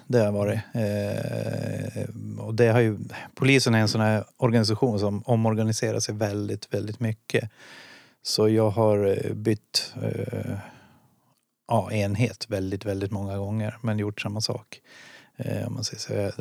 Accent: Dala-Husby, Dalarna County, Sweden; also born or lived in Boden / Karungi / Stockholm; now in Gävle, Sweden; Jag kommer från Dala Husby utanför Hedemora. Så där växte jag upp.

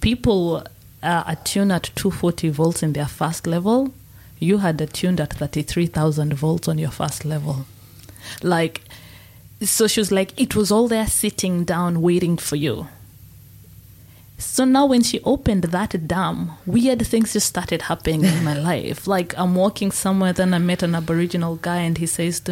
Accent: Kenya; So Mount Kenya is where I was born

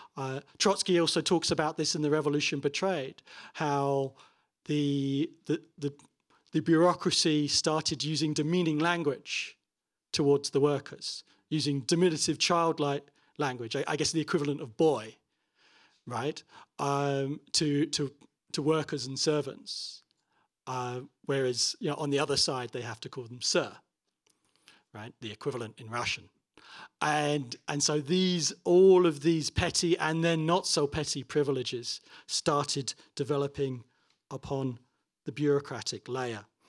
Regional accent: Toronto, Ontario, Canada; my hometown of Toronto

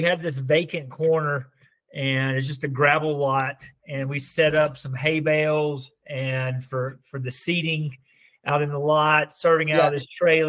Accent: Huntsville, Alabama, United States; moved away as an adult; now in Colorado, United States; Like you said, I grew up in North Alabama, Huntsville, Alabama.

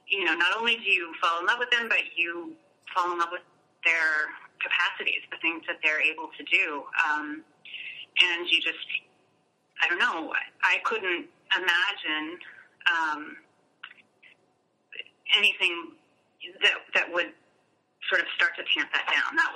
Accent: Asheville, North Carolina, United States; I grew up in Asheville, North Carolina

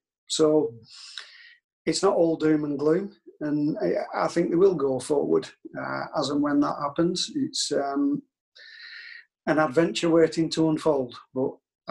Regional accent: Burnley, North West England, United Kingdom; I'm from Burnley. Burnley's the first ground that I went on. So I'm a Burnley fan, really, by heart.

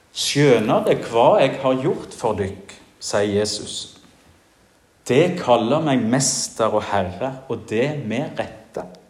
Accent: Jæren, Rogaland, Norway; now in Giske, Norway; hjemme på Jæren

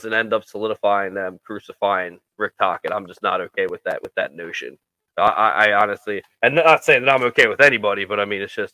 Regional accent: Philadelphia, Pennsylvania, United States; we're from Philadelphia.

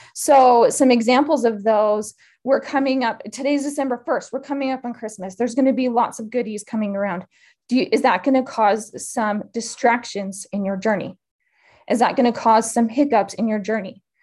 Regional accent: Utah, United States; moved away as an adult; also born or lived in Idaho; I grew up in Utah

